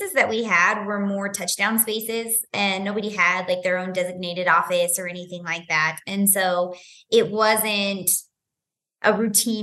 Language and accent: English; Utah, United States; also born or lived in Washington; So I'm born and raised in Utah